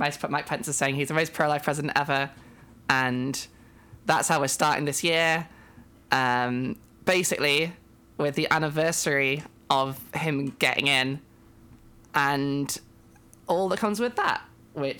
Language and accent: English; United Kingdom; I'm a British trans woman